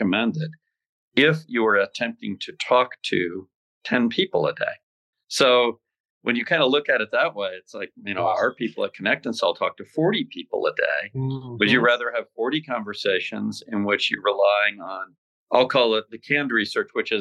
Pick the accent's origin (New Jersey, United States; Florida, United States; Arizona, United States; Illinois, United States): Arizona, United States; Scottsdale; I grew up in Scottsdale